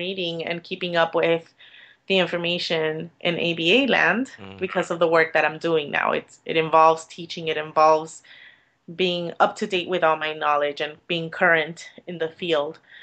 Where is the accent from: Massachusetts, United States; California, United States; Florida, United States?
Florida, United States; Miami; I'm from Miami